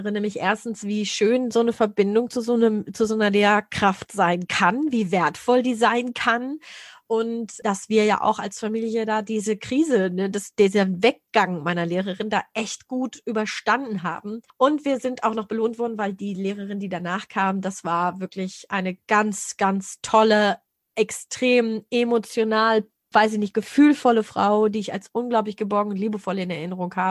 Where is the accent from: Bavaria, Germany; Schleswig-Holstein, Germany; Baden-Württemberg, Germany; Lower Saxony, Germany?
Lower Saxony, Germany; ich habe bei uns in Niedersachsen gab es damals die Orientierungsstufe, weiß gar nicht, ob es sie jetzt noch gibt.